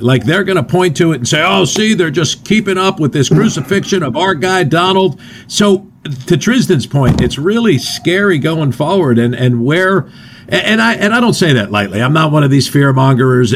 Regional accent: New Jersey, United States; I'm from North Jersey, and the 70s in North Jersey were pretty fun

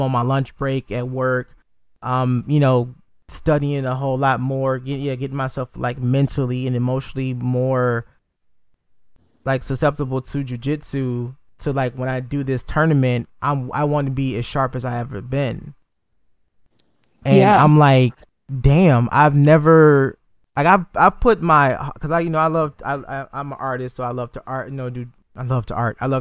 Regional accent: Detroit, Michigan, United States; I'm from Detroit, Michigan, so you know, obviously we're a very predominant black city

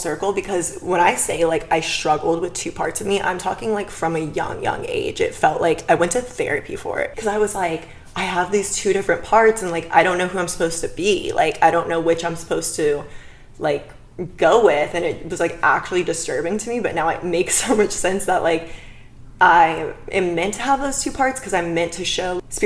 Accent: Bakersfield, California, United States; now in Los Angeles, United States; I'm from Bakersfield. Whispers it. It's like 2 hours north

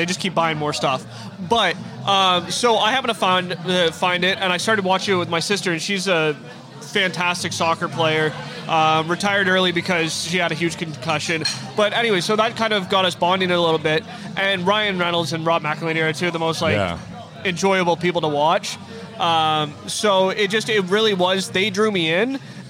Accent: Peterborough, Ontario, Canada; also born or lived in Ottawa; now in Toronto, Canada; I'm from Peterborough, like an hour and a half outside of it.

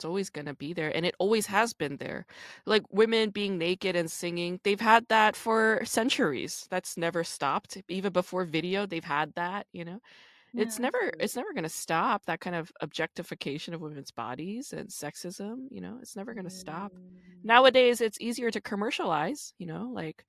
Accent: New York, United States; also born or lived in Busan, Korea; New York when I was 5, and I grew up in New York.

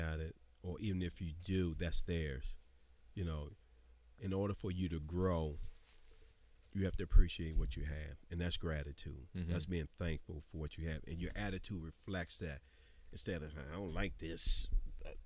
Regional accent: Washington, District of Columbia, United States; I grew up in Anticosti

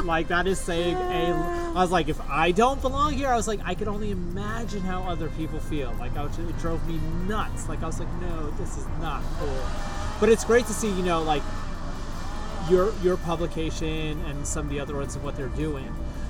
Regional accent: New York City, New York, United States; now in Los Angeles, United States; Like, I came from New York City, inner city skateboarding

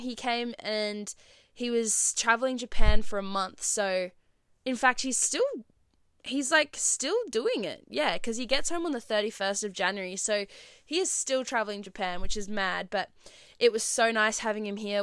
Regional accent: Perth, Western Australia, Australia; I'm from Perth

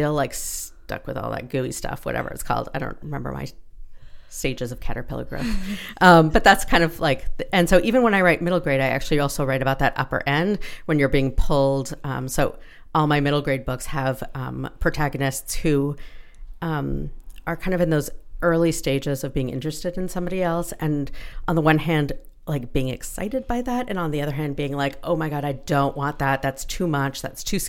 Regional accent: Toronto, Ontario, Canada; also born or lived in Ottawa / Calgary / Montreal / Halifax; I spent most of my childhood in Toronto and going back and forth between Toronto and Ottawa

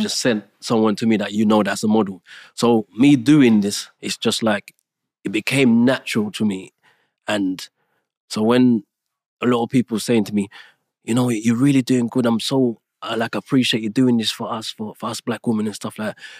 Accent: Jamaica; moved away; I was born in Jamaica

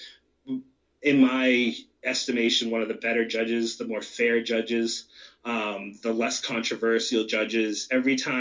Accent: York, Maine, United States; I'm from York.

